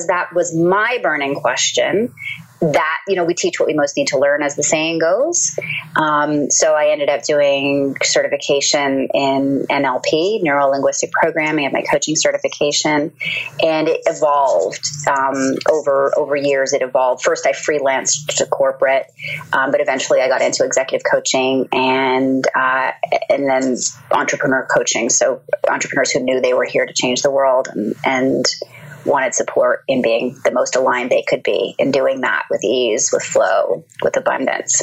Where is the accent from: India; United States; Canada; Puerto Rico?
Canada; Toronto, Ontario; moved away as an adult; I was born and raised in Canada, in Toronto